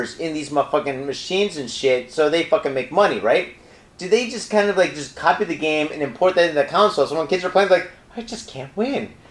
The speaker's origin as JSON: {"language": "English", "region": "Midwest", "country": "United States", "tie": "born or raised there", "moved": "yes", "lives_now": "Japan", "said": "I grew up in the Midwest"}